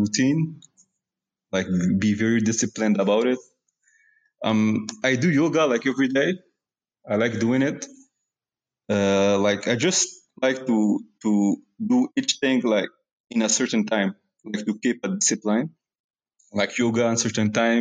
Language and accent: English; Morocco; now in Canada; I was born in Morocco